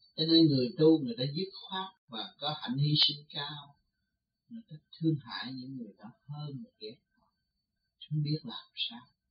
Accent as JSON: {"language": "Vietnamese", "country": "Vietnam", "said": "mình người Việt Nam mộc mạc"}